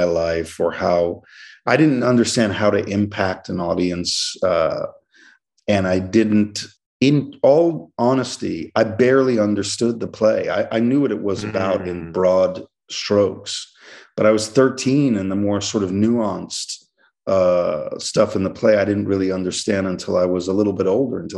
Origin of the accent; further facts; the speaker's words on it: New York City, New York, United States; I got an amazing worldview, as one does from living and growing up in New York City.